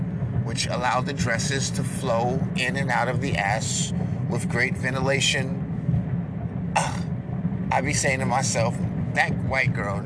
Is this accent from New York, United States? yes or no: yes; New York, United States; I'm a conservative from New York